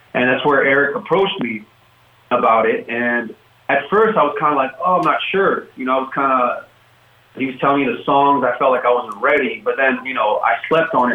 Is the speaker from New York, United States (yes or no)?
no; Oakland, California, United States; I grew up in the Bay Area in Oakland